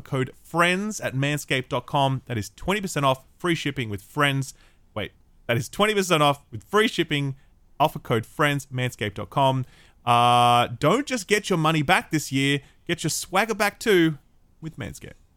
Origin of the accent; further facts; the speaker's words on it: Australia; I'm allowed to say that as an Australian